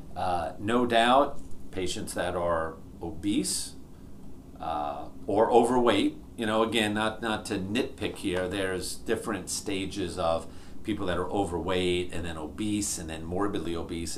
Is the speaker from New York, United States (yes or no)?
yes; New York, United States; I grew up in New York, uh, your typical, uh, you know, New York Italian family.